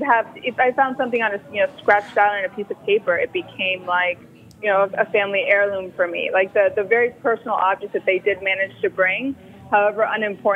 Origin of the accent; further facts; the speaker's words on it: Miami, Florida, United States; moved away as an adult; also born or lived in New York City, United States; I grew up in Miami and lived for 22 years in New York